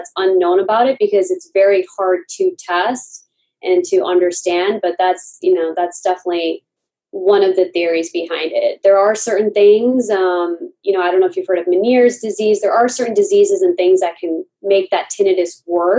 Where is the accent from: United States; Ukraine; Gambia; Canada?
United States; we kind of had this dual identity of being American and South Asian